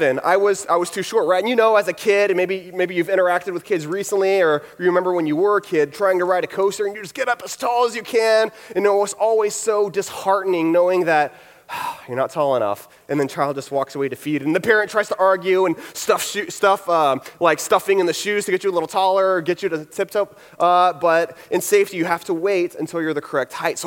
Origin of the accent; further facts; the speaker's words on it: Houston, Texas, United States; I'm from Houston